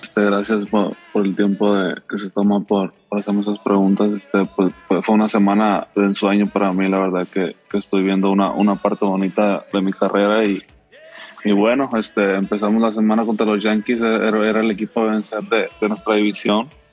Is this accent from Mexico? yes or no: yes; Mexico; uno como mexicano